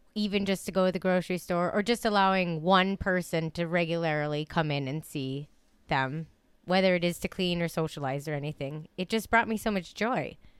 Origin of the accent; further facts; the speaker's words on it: Dollar Bay, Michigan, United States; I grew up in Dollar Bay, and so not too far from here